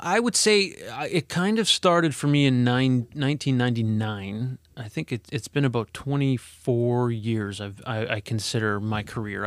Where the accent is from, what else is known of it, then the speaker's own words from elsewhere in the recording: Edmonton, Alberta, Canada; moved away; I'm from, originally from Alberta. I was born in Edmonton.